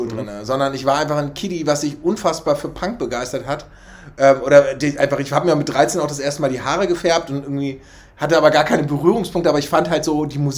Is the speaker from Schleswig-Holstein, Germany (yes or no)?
yes; Schleswig-Holstein, Germany; ich bin im Kuhdorf in, in Schleswig-Holstein groß geworden